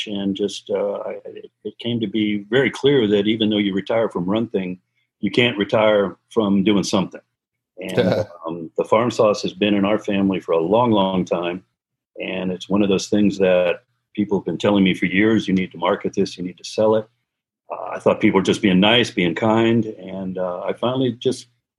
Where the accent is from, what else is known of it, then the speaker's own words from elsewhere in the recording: Fort Lauderdale, Florida, United States; also born or lived in Sunrise; I had gone all my life to public school, though, through Sunrise and Fort Lauderdale High School